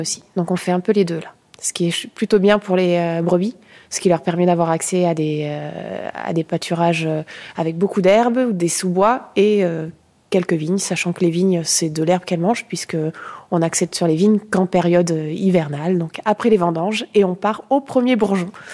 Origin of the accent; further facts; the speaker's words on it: Carbon-Blanc, Nouvelle-Aquitaine, France; je suis de Gironde, j'ai grandi à Carbon-Blanc.